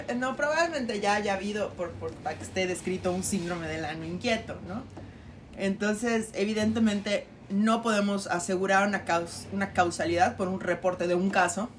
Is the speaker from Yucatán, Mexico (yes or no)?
yes; Yucatán, Mexico; como buenos yucatecos con X